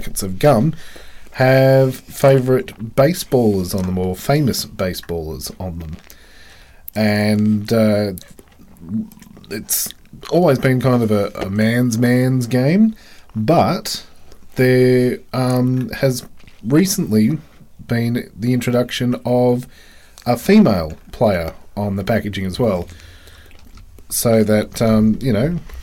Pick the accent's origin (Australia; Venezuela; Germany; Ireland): Australia